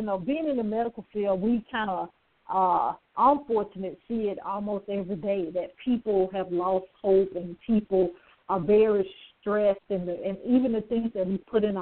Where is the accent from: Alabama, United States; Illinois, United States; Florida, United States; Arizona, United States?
Alabama, United States; I'm from Alabama